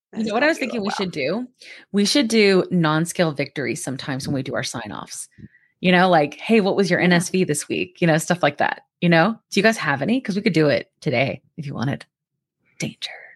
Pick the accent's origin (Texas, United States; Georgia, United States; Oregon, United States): Georgia, United States; I'm from Georgia